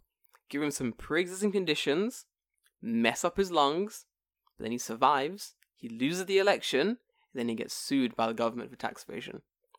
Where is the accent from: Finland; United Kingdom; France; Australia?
United Kingdom; England; now in Japan; I'm English.